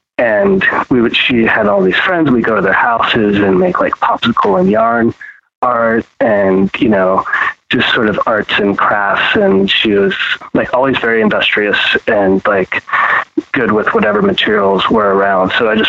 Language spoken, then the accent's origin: English; Texas, United States; also born or lived in Pittsburgh; Yeah, I was born there, but I was raised in Texas. So my time and my memories, they were brief, but impactful. So I was born there, and I mean, we moved when I was five, going on six.